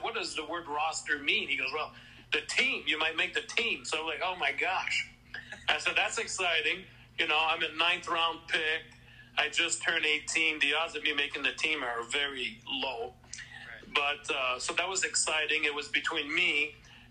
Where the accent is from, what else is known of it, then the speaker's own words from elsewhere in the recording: Canada; first language French; English is a second language; I barely spoke English back then. I must mention that part. I was, you know, French-Canadian.